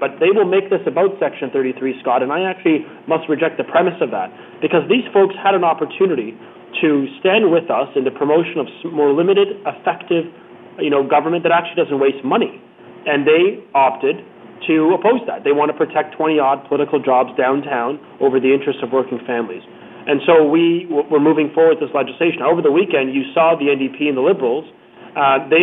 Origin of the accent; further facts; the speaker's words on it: Vaughan, Ontario, Canada; I'm from Vaughan. I'm from north of Toronto